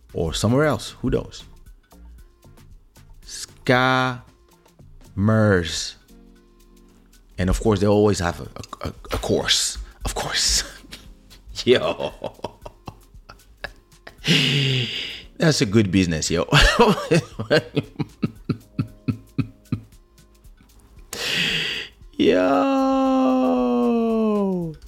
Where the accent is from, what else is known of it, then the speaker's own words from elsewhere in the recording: Paris, Île-de-France, France; English is a second language; when we grew up in Paris